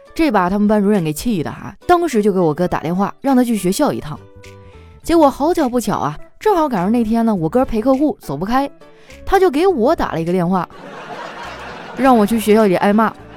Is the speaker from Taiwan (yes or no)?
no; Northeast China, China; moved away; 我们东北那边都是蘸麻将和腐乳